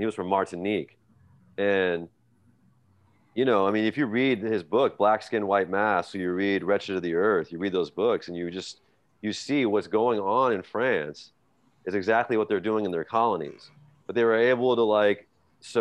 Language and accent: English; the Bay Area, California, United States; I grew up in the Bay